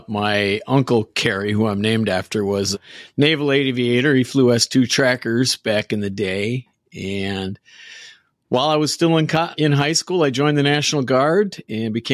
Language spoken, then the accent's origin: English; Minneapolis, Minnesota, United States; I grew up in a suburb just on the north side of Minneapolis, and I'm still not far. I'm in Wisconsin now, but right across the border